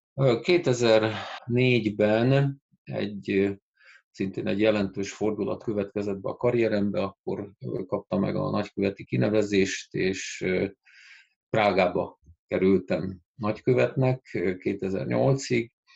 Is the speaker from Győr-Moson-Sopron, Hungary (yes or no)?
yes; Győr, Győr-Moson-Sopron, Hungary; angol tagozatos gimnáziumba jelentkeztem Győrben, szülővárosomban